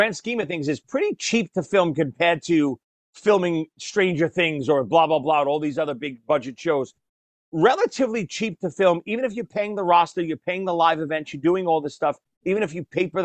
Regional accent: New York, United States; growing up, especially all of us growing up in New York, we were the WWF town

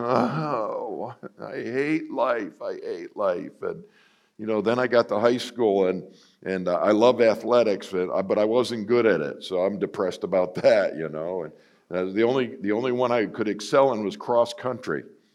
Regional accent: Buffalo, New York, United States; I grew up in Buffalo, New York

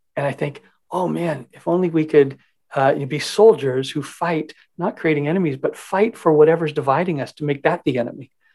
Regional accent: Canada; as Canadian citizens

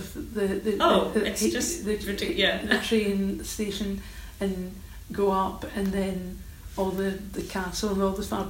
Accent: Old Kilpatrick, Scotland, United Kingdom; No, I don't come from Glasgow. I come from Old Kilpatrick, so I come from a village.

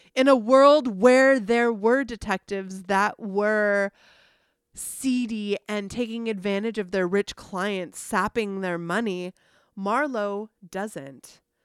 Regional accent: San Diego, California, United States; I grew up in San Diego

